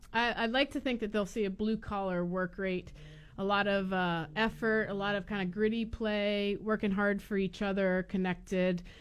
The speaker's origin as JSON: {"language": "English", "region": "Florida", "country": "United States", "said": "I'm from Florida"}